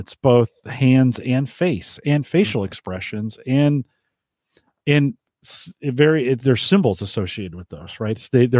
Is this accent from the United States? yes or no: no; England, United Kingdom; And so they're speaking Portuguese. I'm English.